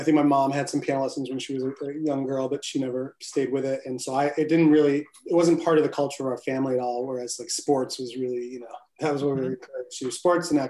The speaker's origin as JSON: {"language": "English", "town": "Bridgeport", "region": "Connecticut", "country": "United States", "tie": "born or raised there", "said": "Born and raised in Bridgeport. And we both live here now"}